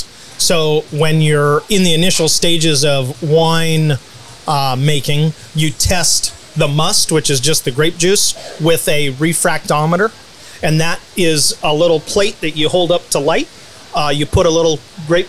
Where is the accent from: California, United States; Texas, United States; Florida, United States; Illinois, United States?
California, United States; Southern; now in Australia; I was born and raised in Southern California